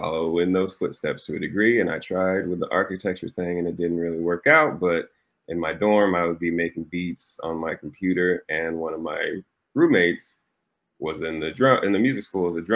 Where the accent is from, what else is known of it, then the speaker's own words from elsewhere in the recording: Lawrence, Kansas, United States; I was born in Lawrence, Kansas, KU, both my parents went to KU. And they had a reggae band when I was growing up